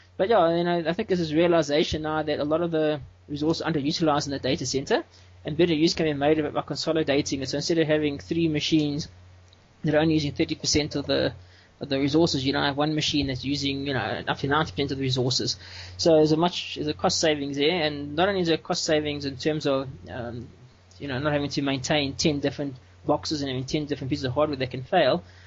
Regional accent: South Africa; I'm from South Africa

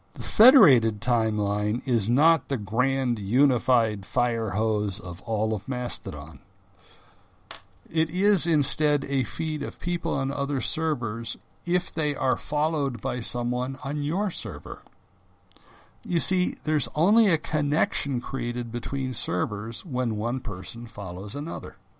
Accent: United States; first language English; I'm an American

